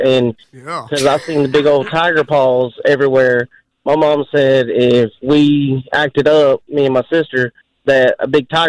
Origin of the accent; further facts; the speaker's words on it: Seneca, South Carolina, United States; also born or lived in Westminster, South Carolina; When I was little, we grew up in Seneca and Westminster.